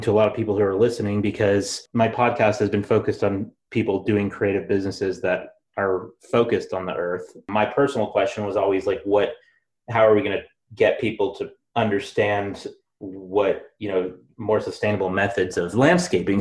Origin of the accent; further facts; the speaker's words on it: Seattle, Washington, United States; moved away; I'm from Seattle